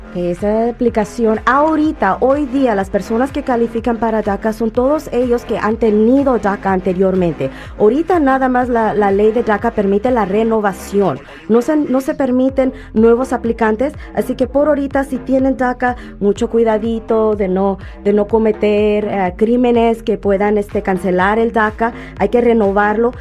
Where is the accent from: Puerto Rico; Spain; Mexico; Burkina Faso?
Mexico; Mexico City; also born or lived in Michoacán; now in Los Angeles, United States; yo nací en el DF